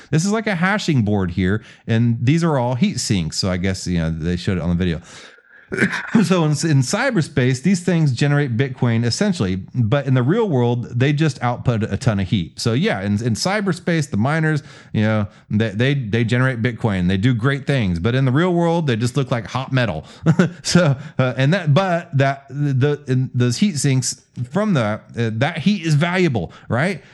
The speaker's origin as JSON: {"language": "English", "town": "Houston", "region": "Texas", "country": "United States", "tie": "born or raised there", "also_born_or_lived": "Kingwood", "said": "I come from, uh, born and raised in Houston"}